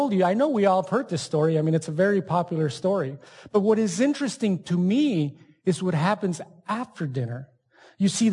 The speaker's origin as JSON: {"language": "English", "town": "El Paso", "region": "Texas", "country": "United States", "tie": "born or raised there", "also_born_or_lived": "Ciudad Juárez, Mexico", "said": "I grew up in Juarez and then El Paso"}